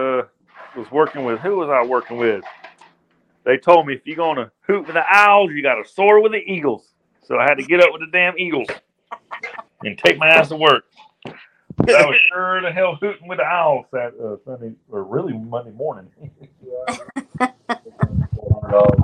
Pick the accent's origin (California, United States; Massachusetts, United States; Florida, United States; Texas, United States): Florida, United States; Bartow; born or raised there